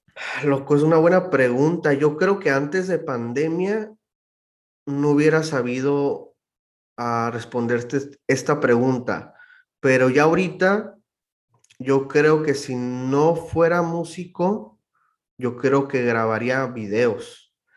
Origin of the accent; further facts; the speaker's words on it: Mexicali, Baja California, Mexico; moved away as an adult; also born or lived in Rosarito / Tijuana; now in Phoenix, United States; Soy de Mexicali, Baja California. Crecí en Mexicali, eh, pero nací en Tijuana, en Rosarito.